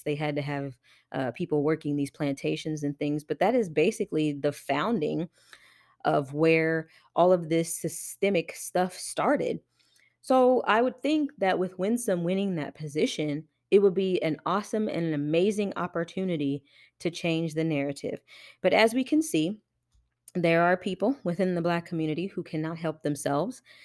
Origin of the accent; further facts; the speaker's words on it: Johnson County, Kansas, United States; also born or lived in Wyandotte County, Kansas; I grew up in Johnson County, and this is in Kansas